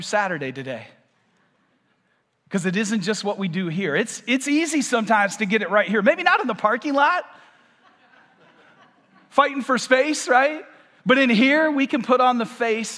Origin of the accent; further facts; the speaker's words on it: Michigan, United States; moved away as an adult; now in Vero Beach, United States; I am about 9 months new to Vero, and I'm from Michigan